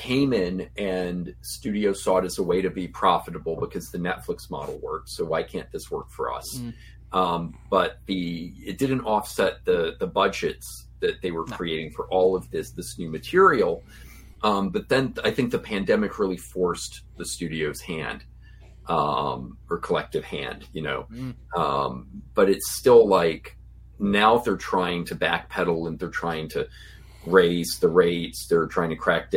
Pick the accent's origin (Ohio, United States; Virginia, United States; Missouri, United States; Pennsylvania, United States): Virginia, United States; Farmville; in the state theater in Farmville, Virginia, my hometown